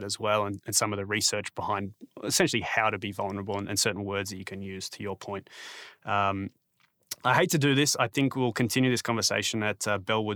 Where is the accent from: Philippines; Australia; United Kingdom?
Australia; I'm an Australian